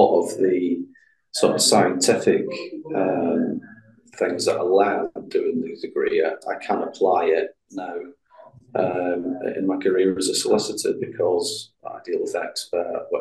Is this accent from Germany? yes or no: no; Glasgow, Scotland, United Kingdom; I come from Glasgow originally, a place in the east end of Glasgow